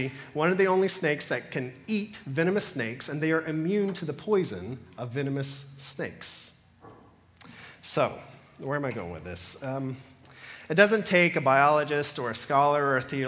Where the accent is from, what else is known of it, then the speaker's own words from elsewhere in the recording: Georgia, United States; now in Cayman Islands; I come from Georgia